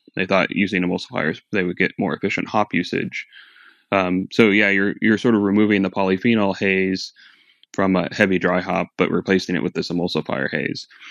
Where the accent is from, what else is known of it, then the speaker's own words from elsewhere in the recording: Phoenix, Arizona, United States; moved away; I'm from Phoenix originally.